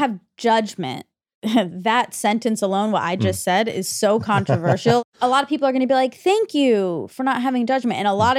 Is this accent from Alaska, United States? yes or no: no; Georgia, United States; moved away; When I grew up in Georgia